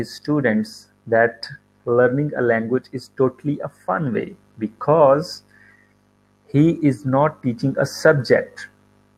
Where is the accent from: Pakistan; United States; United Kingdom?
Pakistan; I am from Pakistan.